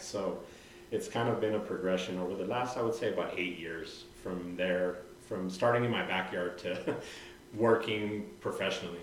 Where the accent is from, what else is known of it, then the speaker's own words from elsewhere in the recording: Santa Fe, New Mexico, United States; moved away as an adult; now in Albuquerque, United States; I'm originally from Santa Fe, so I was born and raised.